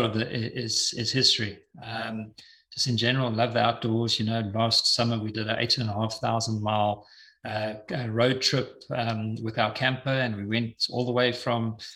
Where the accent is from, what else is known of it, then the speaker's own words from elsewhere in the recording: Eswatini; moved away; I'm originally from Swaziland, now known as the Kingdom of Eswatini